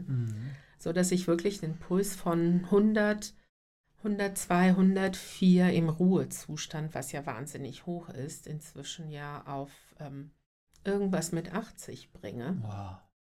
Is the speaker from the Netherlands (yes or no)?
no; North Macedonia; moved away; ich bin gebürtig aus Nordmazedonien